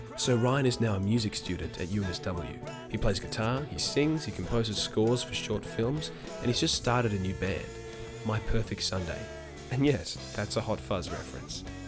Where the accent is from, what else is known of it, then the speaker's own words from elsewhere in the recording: Australia; As Australian 90s kids